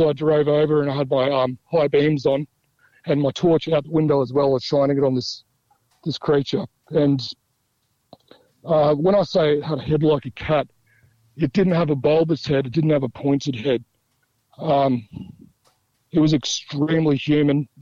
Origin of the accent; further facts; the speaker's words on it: Central Australia, Australia; I'm from Central Australia